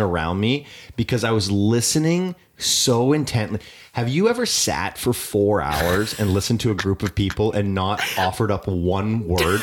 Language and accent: English; Canada; I am Canadian